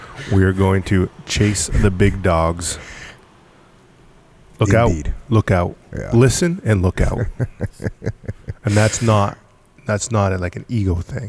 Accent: Gloucester, Massachusetts, United States; born there; Hey man, I was born in Gloucester.

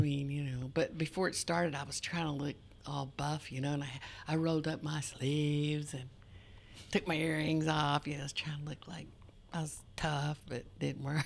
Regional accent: Wolf, Oklahoma, United States; I'm from Wolf, Oklahoma

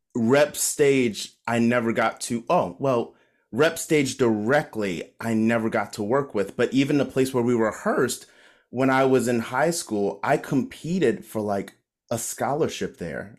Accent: Maryland, United States; moved away as an adult; also born or lived in Baltimore; my hometown of Maryland

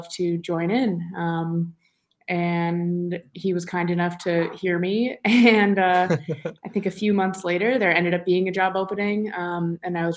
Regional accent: New York City, New York, United States; moved away as an adult; also born or lived in Boston; I'm from New York, New York, right in Manhattan

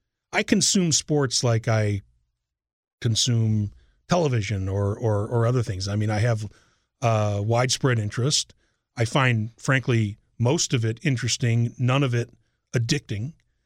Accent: Chicago, Illinois, United States; born or raised there; moved away as an adult

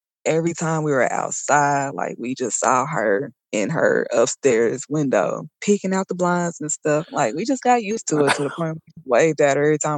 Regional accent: Texas, United States; born or raised there; also born or lived in Indianapolis / Colorado

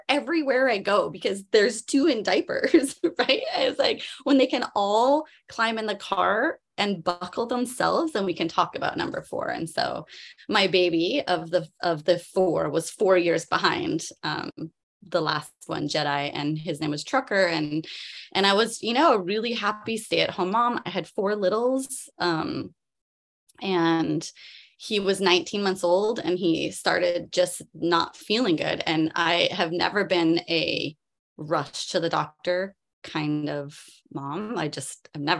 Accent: Canada; moved away as an adult; now in Maui, United States; I'm Canadian. I grew up in Canada.

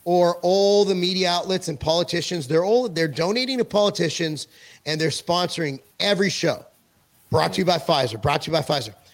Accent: California, United States; moved away as an adult; now in Tennessee, United States; I'm a Jew from California

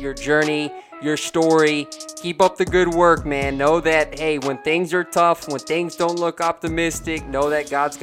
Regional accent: Texas, United States; I'm from Texas

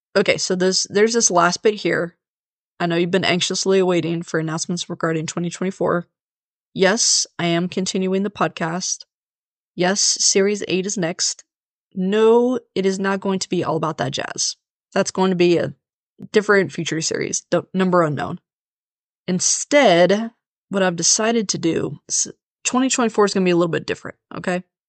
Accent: Leavenworth, Kansas, United States; Leavenworth, Kansas, my hometown

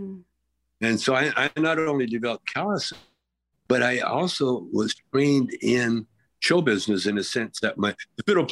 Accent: Calgary, Alberta, Canada; moved away as an adult; I grew up in Calgary where we were surrounded by reservations

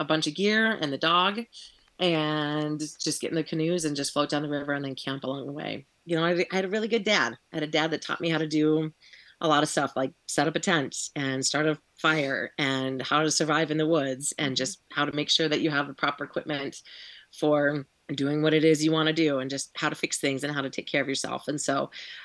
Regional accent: Montana, United States; moved away; also born or lived in Kansas; I grew up in Montana

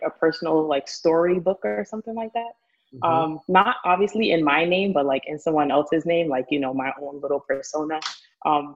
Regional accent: New York City, New York, United States; born and raised in the Bronx

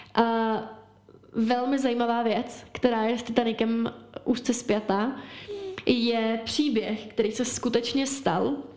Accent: Czechia

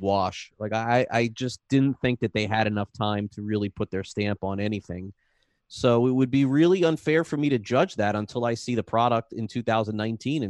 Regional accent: North Miami, Florida, United States; also born or lived in Broward County, Florida; I grew up in North Miami. I went to North Miami High School

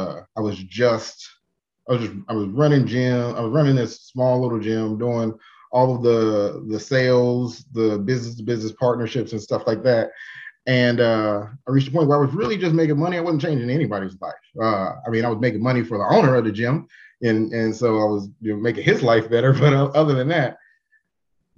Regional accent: Kansas City, Missouri, United States; I'm from Kansas City. I've done a little bit, you know, graduated from Paseo High School

